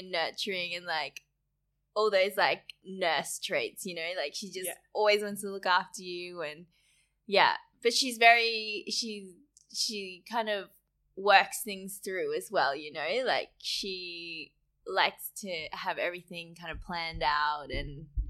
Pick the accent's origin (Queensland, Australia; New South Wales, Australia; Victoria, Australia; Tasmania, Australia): Queensland, Australia; My brother was born and raised here as well.